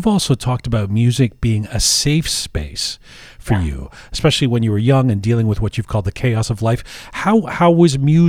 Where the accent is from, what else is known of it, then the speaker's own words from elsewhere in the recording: United States; you were not only born in the States, like me